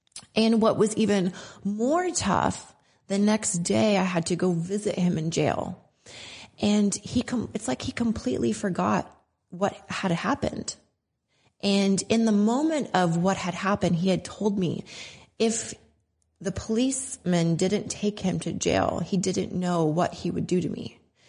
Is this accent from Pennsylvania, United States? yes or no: no; Tacoma, Washington, United States; born there; I was born in Tacoma, Washington. I was born on an army base. My dad was in the army.